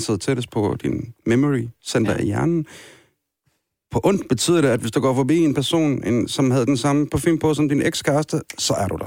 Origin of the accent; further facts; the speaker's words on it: Kirkuk, Kirkuk Governorate, Iraq; now in Denmark; Kirkuk. Min hjemby.